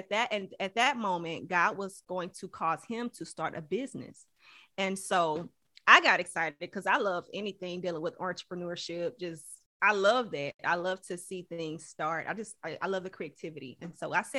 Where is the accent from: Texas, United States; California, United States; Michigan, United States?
Texas, United States; Houston; I'm from Houston, Texas, originally from Houston, Texas. So I graduated from Barbara Jordan High School of Careers